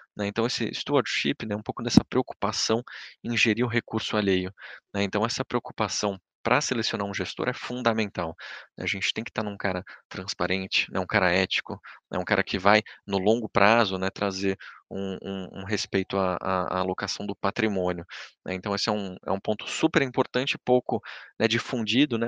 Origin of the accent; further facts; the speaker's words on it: Brazil; a gente, como brasileiro